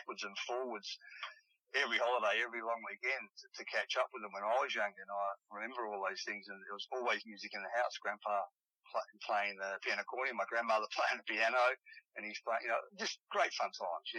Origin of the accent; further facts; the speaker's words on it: Adelaide, South Australia, Australia; also born or lived in Sydney / Melbourne; I've had an interesting, great childhood in Adelaide.